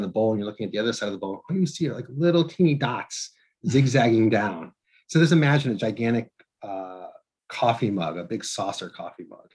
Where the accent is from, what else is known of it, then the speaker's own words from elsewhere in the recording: Northeast, United States; I'm from the Northeast and I live in the Northeast.